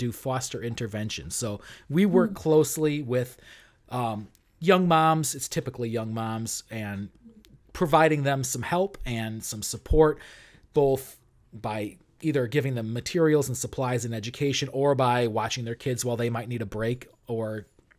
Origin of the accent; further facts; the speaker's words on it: Arlington Heights, Illinois, United States; also born or lived in Chicago, Illinois; I grew up in Arlington Heights. I've been there for, I spent my first 25 years there